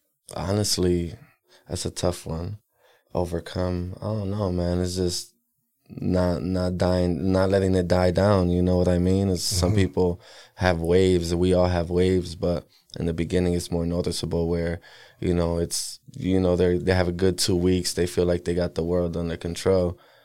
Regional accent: Milwaukee, Wisconsin, United States; bro, and I'm from Milwaukee, Wisconsin, born and raised.

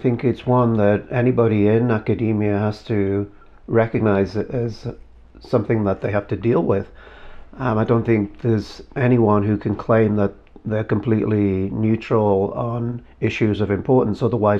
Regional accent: Liverpool, North West England, United Kingdom; moved away as an adult; also born or lived in Portsmouth / Mexico; now in New Mexico, United States; I am from Liverpool in the United Kingdom.

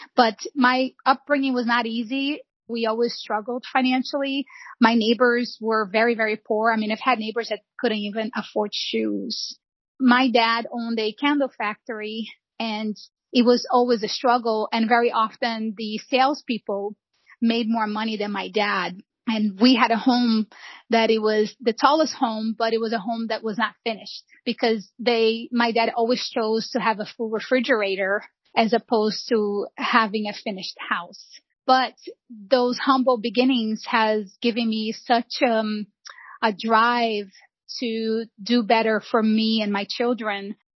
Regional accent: São João de Meriti, Rio de Janeiro, Brazil; now in United States; I was born and raised in Rio de Janeiro.

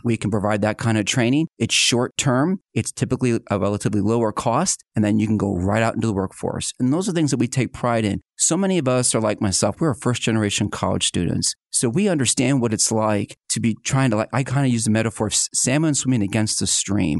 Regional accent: outside of Philadelphia, Pennsylvania, United States; born or raised there; now in Northwest Arkansas, United States

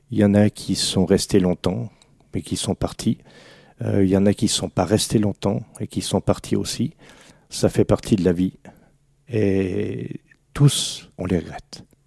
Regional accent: Alsace, Grand Est, France; une spécialité de chez nous en Alsace

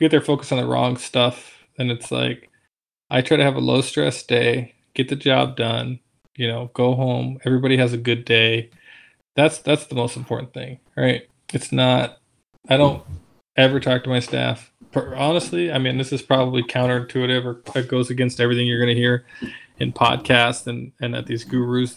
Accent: Alaska, United States; moved away; I'm from Alaska

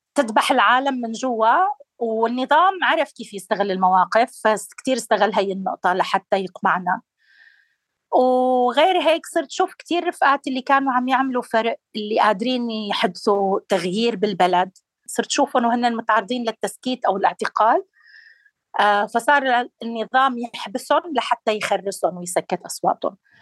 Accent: Darayya, Rif Dimashq, Syria; واحدة من منظمين المظاهرات السلمية بمدينتي بدارية

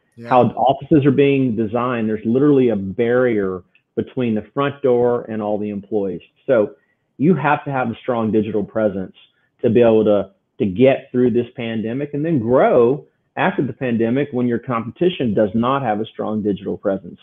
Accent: Houston, Texas, United States; I grew up here in Houston, Texas

